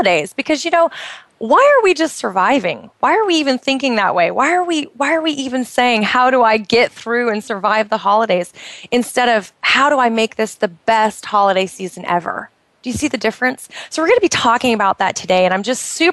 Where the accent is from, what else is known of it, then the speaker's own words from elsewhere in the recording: United States; moved away as an adult; now in Bahrain; I'm originally from the United States